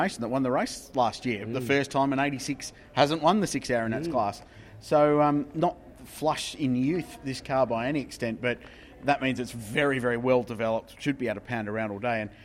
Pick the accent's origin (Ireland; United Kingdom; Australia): Australia; the Southern States, southern Australia; I come from the Southern States, which means I follow AFL, not NRL